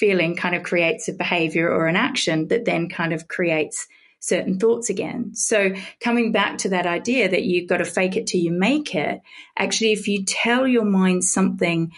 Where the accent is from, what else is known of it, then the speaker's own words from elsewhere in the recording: Australia; moved away as an adult; also born or lived in Britain; now in United Kingdom; I'm an Australian